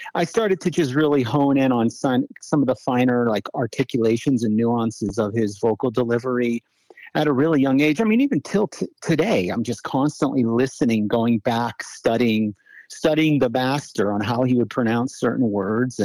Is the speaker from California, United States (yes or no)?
no; South Florida, United States; also born or lived in Ohio; I was born in Ohio, but I spent a lot of my years growing up in South Florida